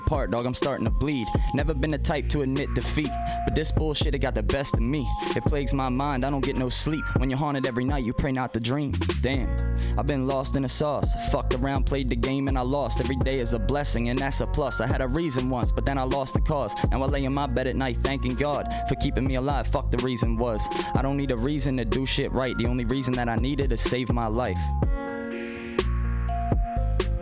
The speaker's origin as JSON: {"language": "English", "town": "Baltimore", "region": "Maryland", "country": "United States", "said": "I was from Baltimore"}